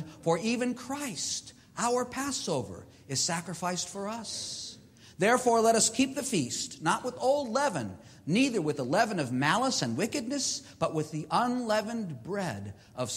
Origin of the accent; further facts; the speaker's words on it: Boston, Massachusetts, United States; being the boy, the youngest boy in my family growing up in Boston, Massachusetts